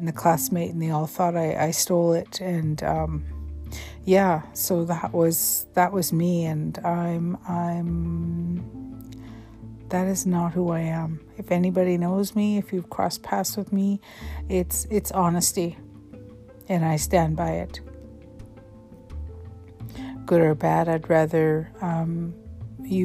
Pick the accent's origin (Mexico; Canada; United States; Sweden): Canada; Vancouver, British Columbia; had grown up all over Vancouver, on the east side, the south side of Vancouver.